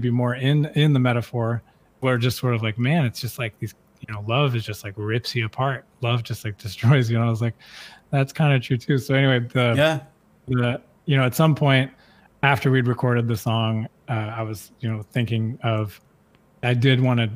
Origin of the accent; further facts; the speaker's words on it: the South, United States; growing up in the South and growing up in the United States